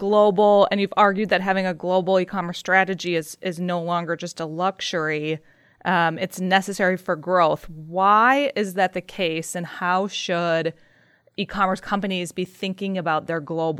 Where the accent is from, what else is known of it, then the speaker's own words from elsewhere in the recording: United States; I'm still American. I understand US dollars. I don't understand Australian dollars as much. I want it shipped to the US